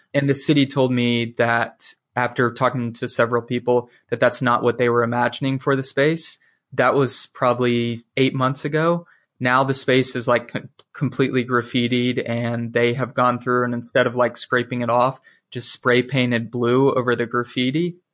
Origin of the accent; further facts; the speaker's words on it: the South, United States; I'm from the South. That small southern town life is just like what I'm used